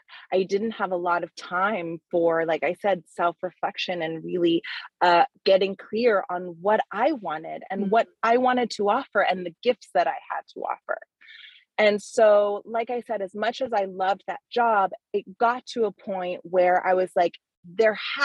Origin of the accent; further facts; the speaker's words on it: Hawaii, United States; moved away as an adult; also born or lived in Canada / New York City; I was actually born in Canada. And then we moved to Hawaii when I was a kid. So Hawaii is really like, you know, that's where my blood, sweat, and tears of like the pains of adolescence are. So that's my home. So I grew up in Hawaii